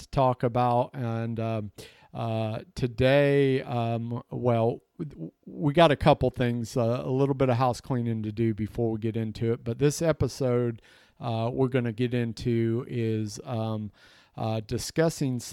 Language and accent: English; the South, United States; I'm from the South